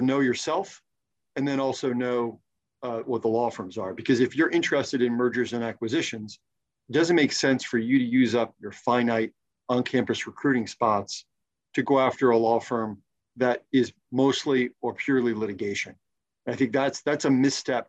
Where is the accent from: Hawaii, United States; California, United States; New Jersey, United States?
New Jersey, United States; moved away; also born or lived in the South; I'm from New Jersey.